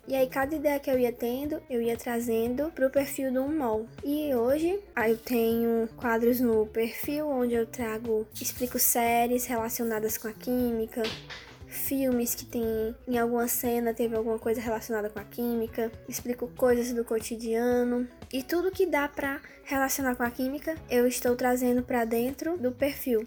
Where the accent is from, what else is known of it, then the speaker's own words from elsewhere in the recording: Fortaleza, Ceará, Brazil; Sou de Fortaleza, Ceará